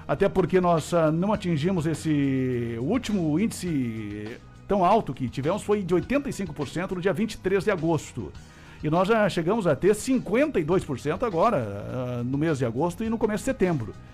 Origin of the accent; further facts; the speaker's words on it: Cruz Alta, Rio Grande do Sul, Brazil; moved away; also born or lived in Carazinho; depois me criei em Cruz Alta